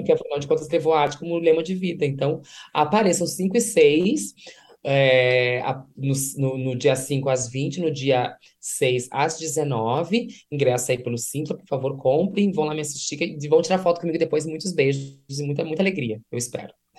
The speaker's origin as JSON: {"language": "Portuguese", "town": "Santo Ângelo", "region": "Rio Grande do Sul", "country": "Brazil", "tie": "born or raised there", "said": "Eu sou do interior do estado do Rio Grande do Sul, sou de Santo Ângelo"}